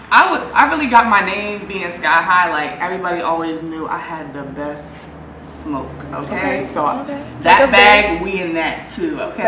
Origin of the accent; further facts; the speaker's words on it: Baltimore, Maryland, United States; moved away as an adult; now in Los Angeles, United States; So, I'm from Baltimore, Maryland